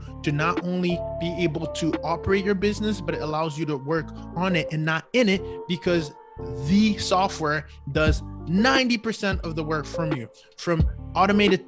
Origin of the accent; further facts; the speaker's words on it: Canada; I'm Canadian